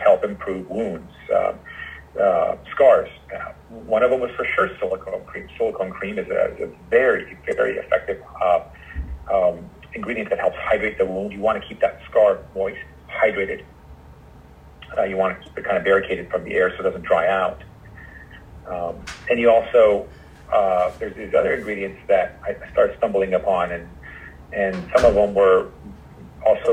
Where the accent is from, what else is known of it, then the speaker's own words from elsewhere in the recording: Los Angeles, California, United States; moved away as an adult; also born or lived in New York; I'm from Los Angeles, and I ended up going back home to start my own private practice